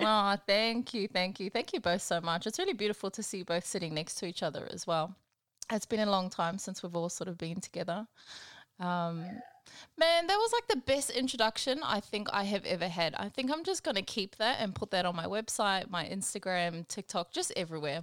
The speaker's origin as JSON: {"language": "English", "town": "Pawarenga", "region": "Northland", "country": "New Zealand", "moved": "yes", "lives_now": "Brisbane, Australia", "said": "I'm from a little place called Pauarenga. I'm from New Zealand, Aotearoa. We're kind of on the northwest coast"}